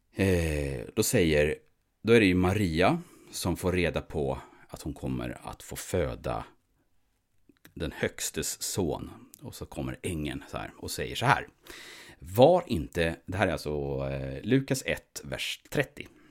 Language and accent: Swedish; Sweden; vi som svenskar, vi, vi tillhör ju så att säga, vi är ju svenskar